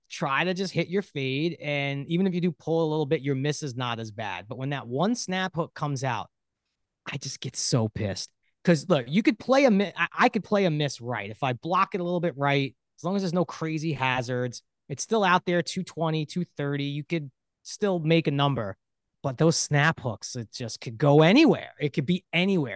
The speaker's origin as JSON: {"language": "English", "town": "New York City", "region": "New York", "country": "United States", "tie": "born or raised there", "said": "I grew up in Brooklyn, New York"}